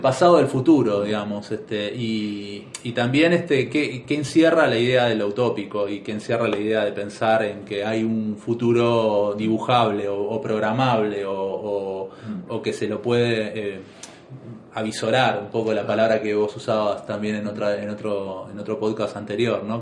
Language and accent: Spanish; Buenos Aires, Argentina; no naciste en Buenos Aires como nacimos nosotros